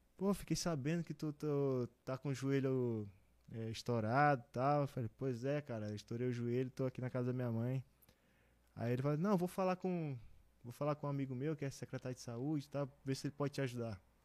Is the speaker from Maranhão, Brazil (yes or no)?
yes; Balsas, Maranhão, Brazil; now in Brusque, Brazil; eu sou de Balsas, no Maranhão. É, no interior do Maranhão, fica 780 km da capital.